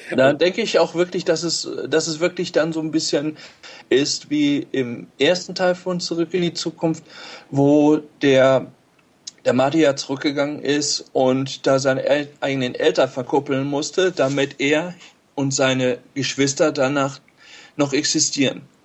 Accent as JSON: {"language": "German", "town": "Steinhagen", "region": "North Rhine-Westphalia", "country": "Germany", "said": "ich bin ähm, aus Steinhagen bei Bielefeld"}